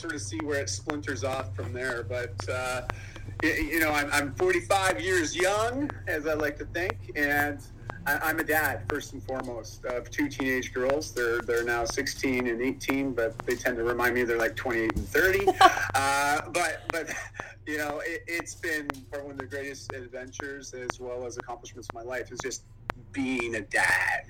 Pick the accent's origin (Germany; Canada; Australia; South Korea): Canada; Ontario; moved away as an adult; now in Vancouver, Canada; I grew up in Ontario, moved up to Vancouver, Canada, uh, when I graduated high school